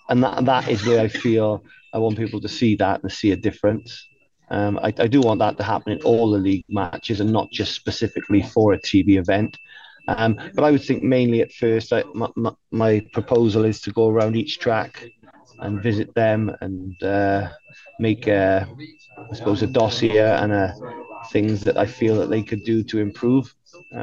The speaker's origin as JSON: {"language": "English", "country": "United Kingdom", "said": "I'm a British person"}